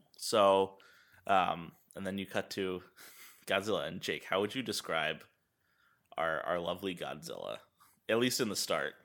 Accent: United States; as an American

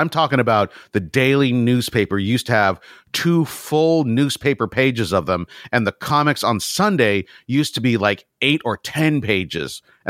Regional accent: San Francisco, California, United States; I was born in San Francisco

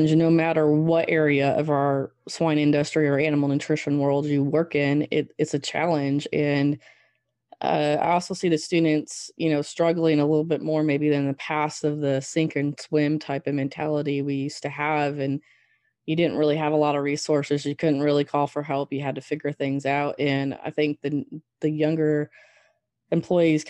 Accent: Southwest Michigan, United States; moved away as an adult; also born or lived in Wyoming; now in Arkansas, United States; born and raised in Southwest Michigan on a mixed crop and swine operation

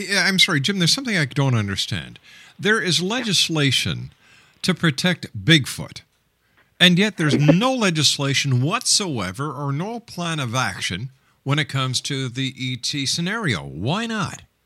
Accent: Canada; as a Canadian

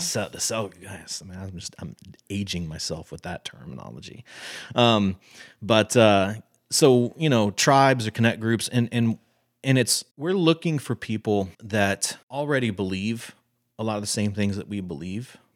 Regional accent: Texas, United States; I'm one hundred percent Texan, born and raised.

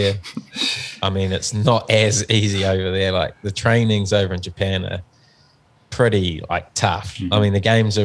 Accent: New Zealand; also born or lived in Wellington; we're from New Zealand

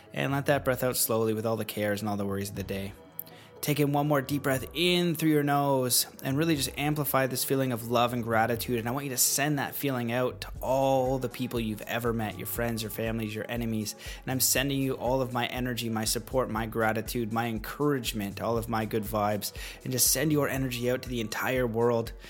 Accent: Canada; now in United States; I am Canadian um, and I am in America.

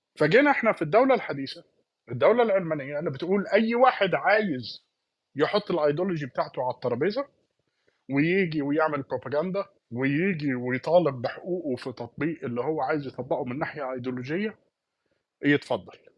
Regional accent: Palestine; كواحد فلسطيني

